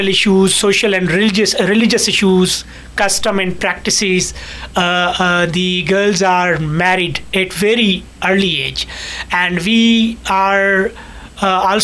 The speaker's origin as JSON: {"language": "English", "region": "Sindh", "country": "Pakistan", "moved": "as an adult"}